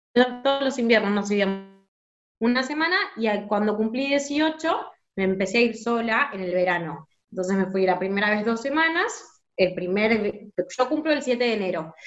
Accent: San Miguel, Buenos Aires Province, Argentina; Yo soy de Buenos Aires, de San Miguel

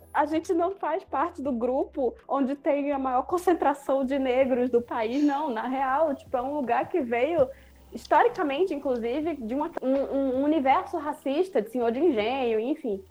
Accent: Recife, Pernambuco, Brazil

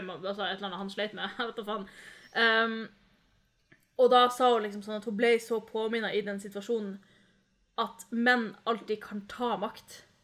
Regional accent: Norway; jeg vokste opp her i Norge

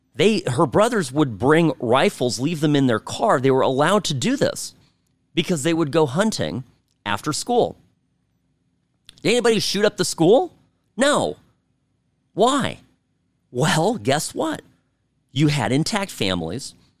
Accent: California, United States; I grew up in California

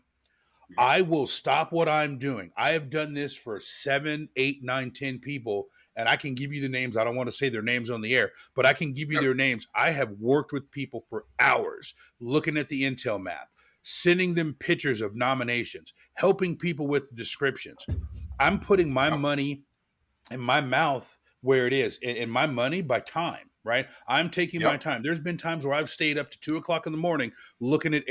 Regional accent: United States; I'm an American. I speak one language

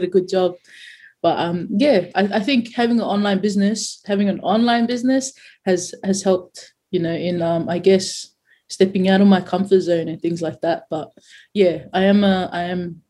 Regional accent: Claymore, New South Wales, Australia; also born or lived in New Zealand / Mount Druitt; I grew up in Claymore

